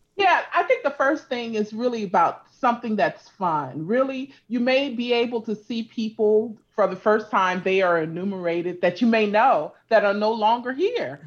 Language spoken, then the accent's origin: English; California, United States; also born or lived in Louisiana; I grew up in, in California